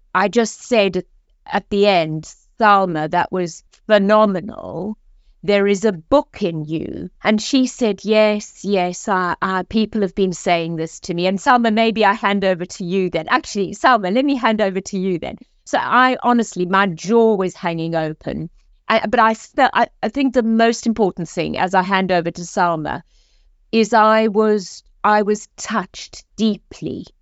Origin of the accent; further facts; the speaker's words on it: South Africa; moved away as an adult; now in Oxford, United Kingdom; as you can hear from my accent, I am originally South African, came to this country for one year, over thirty years ago, and this is now home.